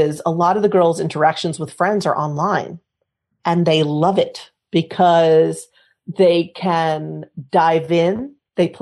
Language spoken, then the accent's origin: English; United States; now in Spain; I'm American